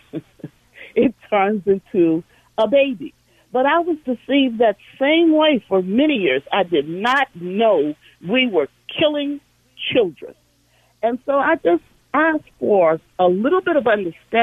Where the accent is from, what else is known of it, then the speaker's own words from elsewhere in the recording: St. Louis, Missouri, United States; I'm from St. Louis, Missouri, where the Dred Scott decision was heard